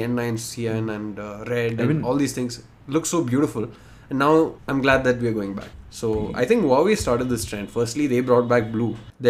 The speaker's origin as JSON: {"language": "English", "country": "Bahrain", "tie": "born or raised there", "said": "So I grew up in Bahrain."}